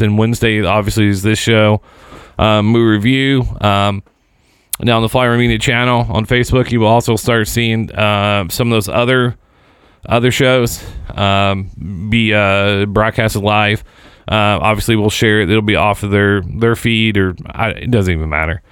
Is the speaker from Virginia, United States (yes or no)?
no; Seymour, Indiana, United States; moved away; Falling from Grace is actually a motion picture that was filmed in my hometown